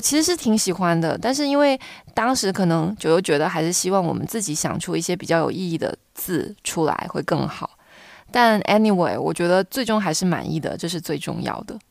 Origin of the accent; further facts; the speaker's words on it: Fujian, China; 作为闽南人来讲